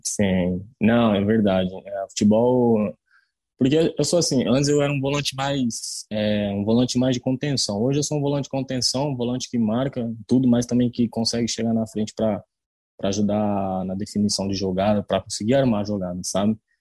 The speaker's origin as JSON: {"language": "Portuguese", "town": "Pontal", "region": "São Paulo", "country": "Brazil", "said": "eu sou de Pontal, interior de São Paulo, né? 30 minutos de Ribeirão Preto sempre joguei amador ali"}